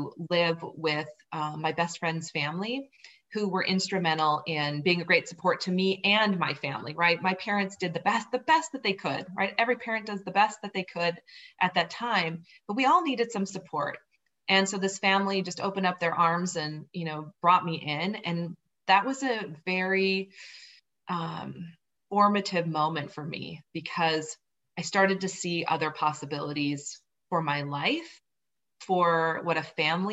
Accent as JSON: {"language": "English", "region": "Southern Minnesota", "country": "United States", "tie": "born or raised there", "also_born_or_lived": "Boulder, Colorado", "moved": "as an adult", "said": "I grew up on a farm in Southern Minnesota, and I loved living on the farm"}